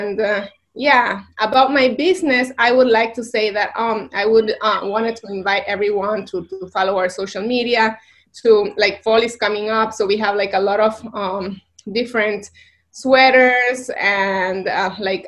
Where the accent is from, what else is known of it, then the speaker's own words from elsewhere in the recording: Bolivia; moved away as an adult; also born or lived in Barcelona, Spain; now in New York, United States; I'm from Bolivia